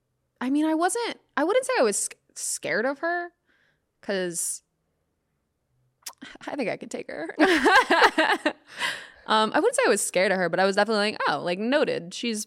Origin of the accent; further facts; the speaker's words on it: Atlanta, Georgia, United States; moved away; This was back in Atlanta, which I'm from Atlanta.